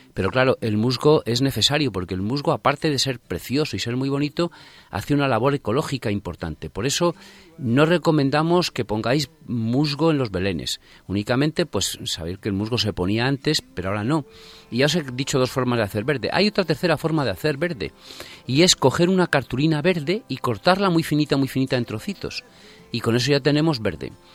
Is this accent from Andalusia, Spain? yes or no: no; Torrecilla de la Orden, Castile and León, Spain; now in Madrid, Spain; yo recuerdo desde pequeñito, pues ir a coger musgo allí en mi pueblo, en Torrecilla La Orden, en Valladolid